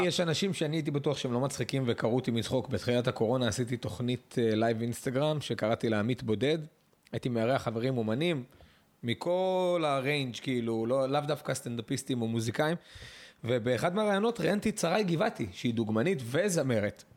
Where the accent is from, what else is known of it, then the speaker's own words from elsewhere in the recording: Netanya, Central District, Israel; אני גדלתי בנתניה בעיר